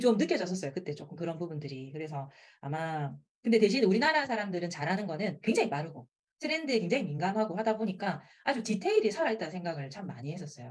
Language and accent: Korean; Busan, South Korea; accent: Busan dialect; 부산 사투리를 가르치고